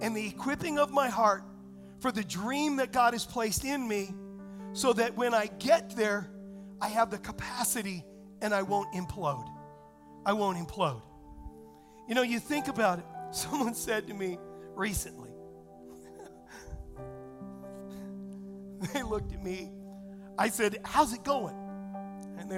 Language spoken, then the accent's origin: English; Southern California, United States; moved away; I was raised in Southern California